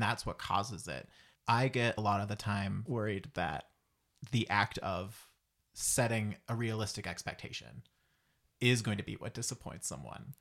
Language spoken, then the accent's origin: English; Antigonish, Nova Scotia, Canada; I'm from Antigonish